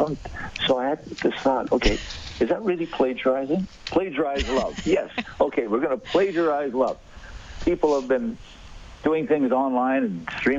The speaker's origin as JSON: {"language": "English", "region": "Saskatchewan", "country": "Canada", "tie": "born or raised there", "said": "I was born in Saskatchewan"}